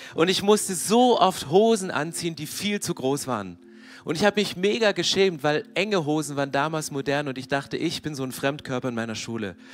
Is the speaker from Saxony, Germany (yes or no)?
yes; near Herrnhut, Saxony, Germany; Ich bin in der Nähe von Hernoth groß geworden